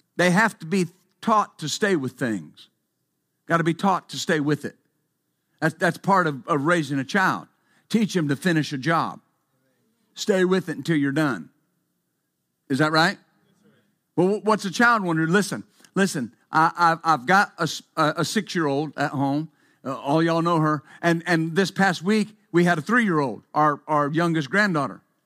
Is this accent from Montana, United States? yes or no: no; West Texas, United States; When I was growing up in West Texas, of course, I worked, I worked on, uh, a ranch growing up